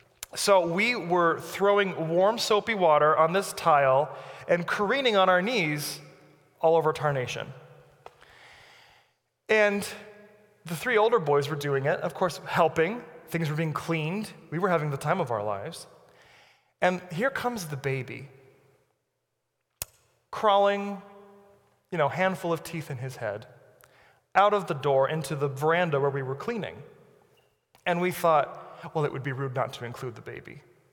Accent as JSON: {"language": "English", "country": "Brazil", "tie": "born there", "said": "I'm 33, and I've moved 30 times in my life. I was born in Brazil, as you know."}